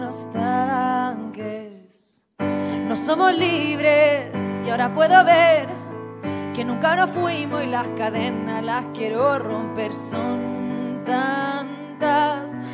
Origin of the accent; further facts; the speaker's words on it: Chile; yo soy de Chile